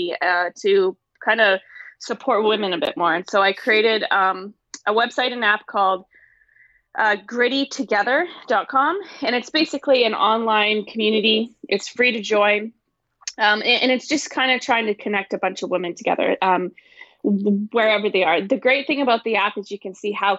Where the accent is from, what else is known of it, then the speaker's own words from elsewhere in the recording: northern British Columbia, Canada; moved away as an adult; also born or lived in Missouri; my hometown, which is way up north in BC